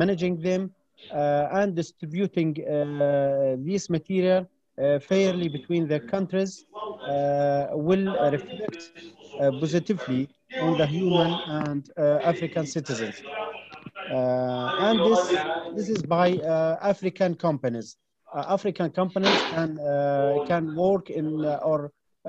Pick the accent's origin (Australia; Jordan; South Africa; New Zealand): Jordan; from Jordan